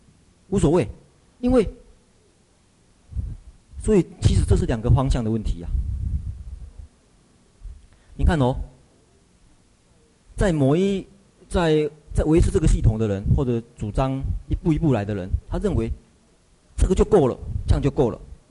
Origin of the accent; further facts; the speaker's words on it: Taiwan; 像像我们台湾一样，我们台湾人只能够看到这一层，所以都做加工业